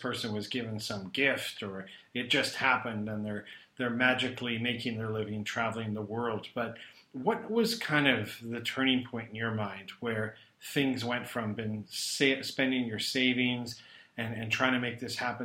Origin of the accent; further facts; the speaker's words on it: Calgary, Alberta, Canada; now in Kuala Lumpur, Malaysia; Alberta's my home. I'm originally from Calgary.